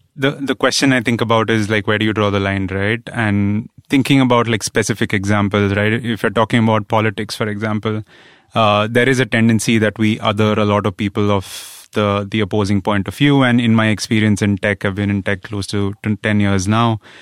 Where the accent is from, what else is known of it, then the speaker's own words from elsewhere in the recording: India; growing up in India, where I grew up in a middle class family